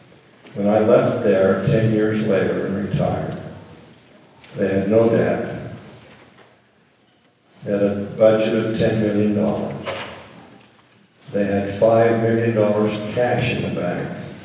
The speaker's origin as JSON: {"language": "English", "town": "Sioux City", "country": "United States", "tie": "born there", "said": "And we who were not born here, I was born in Sioux City, Utah, treasure our experiences in Cache County."}